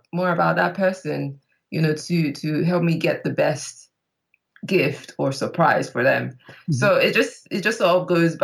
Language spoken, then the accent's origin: English; Nigeria; moved away as an adult; now in London, United Kingdom; I am Nigerian, but based in London. I've been based out here for the past 8 years